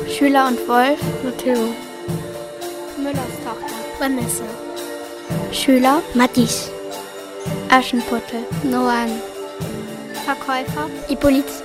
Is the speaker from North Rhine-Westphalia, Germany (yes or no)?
no; Hamburg, Germany; bin zehn Jahre alt und wir kommen aus Hamburg.